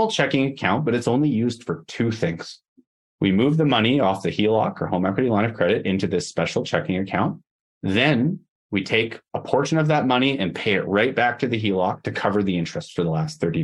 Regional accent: Canada; also born or lived in Edmonton, Alberta

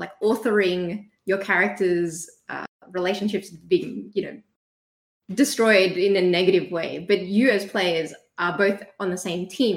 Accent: Australia; We're Australian

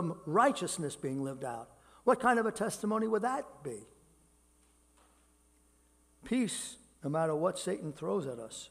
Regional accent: New York City, New York, United States; I grew up in Brooklyn. I grew up in neighborhoods that were filled with people in poverty

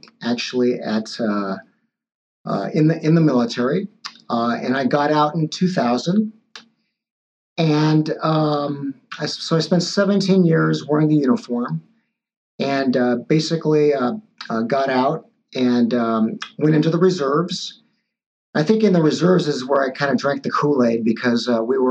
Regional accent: Los Angeles, California, United States; also born or lived in Taiwan; I came here very early in life when I was two and grew up here in L.A. In fact, right across, that's East L.A.

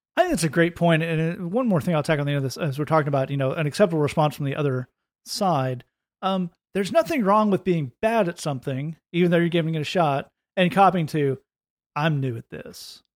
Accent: United States; I'm an American

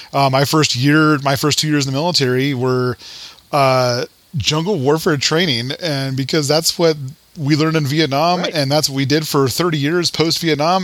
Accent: Colorado, United States; I'm you know from Colorado

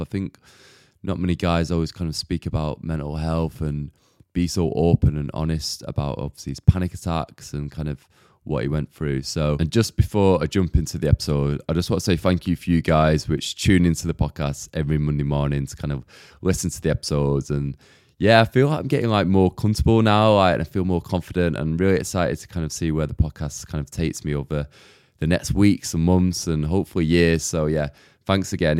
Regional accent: Manchester, North West England, United Kingdom; moved away as an adult; also born or lived in Huddersfield; now in London, United Kingdom; I'm originally from Manchester, you see, and I kind of moved straight to London

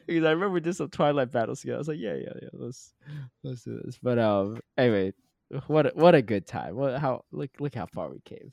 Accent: Connecticut, United States; moved away; I grew up in Connecticut, so my mom still lives there

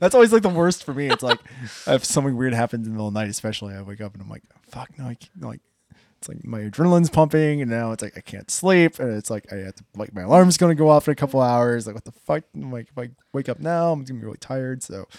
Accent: Hilliard, Ohio, United States; I'm from Hilliard, so I have a lot of stories from there

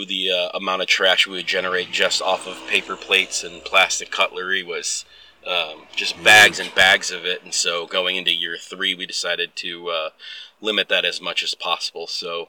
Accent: Midwest, United States; now in Oregon, United States; When I moved to Oregon, I came from the Midwest.

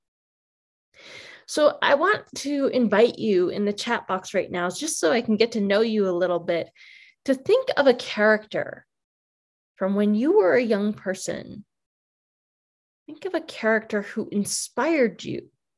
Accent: Maine, United States; now in New Mexico, United States; I was born in Maine. I live in New Mexico now. I grew up on a farm

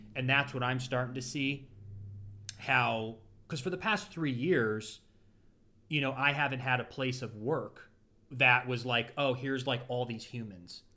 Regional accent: Ashtabula, Ohio, United States; also born or lived in Los Angeles; now in Florida, United States; my hometown, Ashtabula

